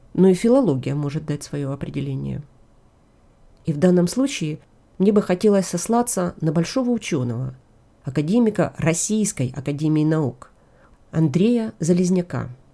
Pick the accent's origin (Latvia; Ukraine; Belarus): Ukraine; как украинка, как историк